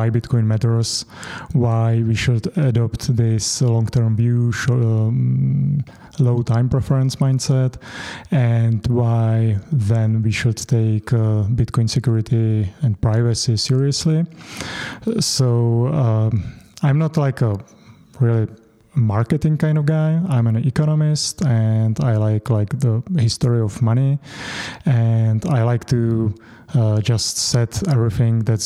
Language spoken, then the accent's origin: English; Czechia; first language Czech; English is a second language